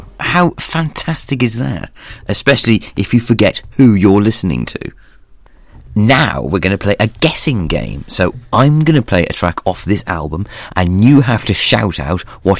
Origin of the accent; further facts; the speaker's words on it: Wales, United Kingdom; I'd like to point out I'm actually Welsh. I just lost my accent in a boating accident.